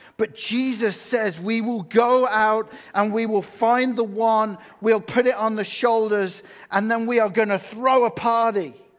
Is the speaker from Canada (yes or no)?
no; England, United Kingdom; now in United States; I'm from England